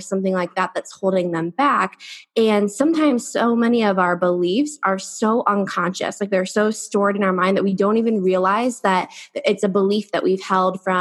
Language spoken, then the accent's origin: English; Ohio, United States; now in San Diego, United States; I come from Ohio and I live in San Diego now